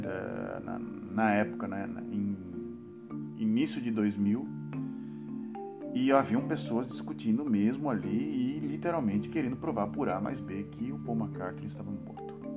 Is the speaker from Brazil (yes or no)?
yes; Santos, São Paulo, Brazil; now in Netherlands; eu sou de Santos, né, cara? Então a gente não fala você em Santos, a gente fala tu